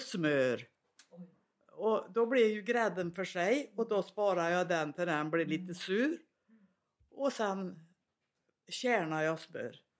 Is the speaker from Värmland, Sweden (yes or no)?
yes; Svanskog, Värmland, Sweden; accent: Värmland; jag är värmlänning, det hörs väl lång väg.